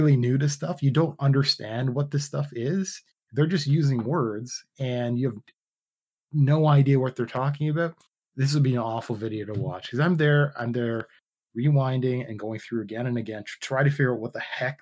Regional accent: Canada; I'm Canadian

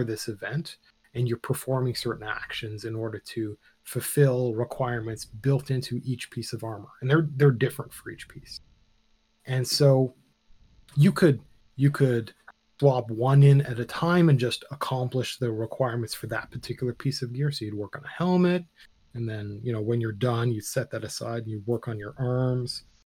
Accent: Canada; we're Canadian

